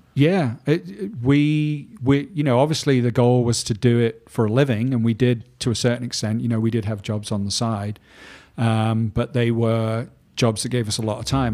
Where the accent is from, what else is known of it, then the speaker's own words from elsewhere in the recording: Manchester, North West England, United Kingdom; I grew up in Manchester in the north of England